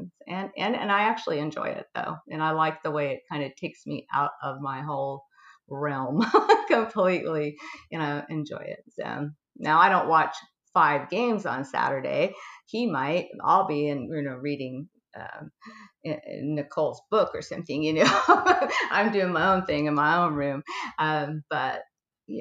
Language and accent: English; California, United States; I'm from California girl, and raised by hippies